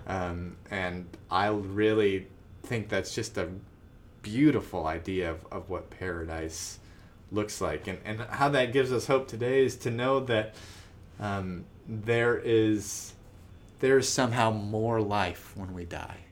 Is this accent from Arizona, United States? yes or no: yes; Tucson, Arizona, United States; I grew up in Tucson.